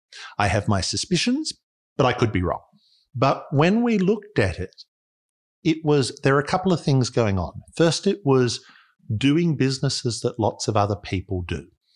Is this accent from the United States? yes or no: no; Australia; That's actually a good way of thinking about it as an Australian.